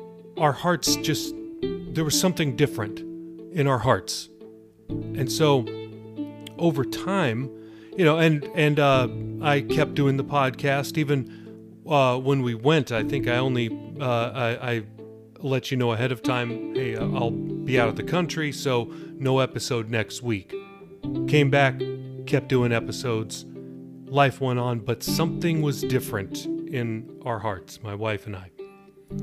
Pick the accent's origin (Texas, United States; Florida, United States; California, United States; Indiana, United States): California, United States; Los Angeles; I grew up in Los Angeles around the Hollywood scene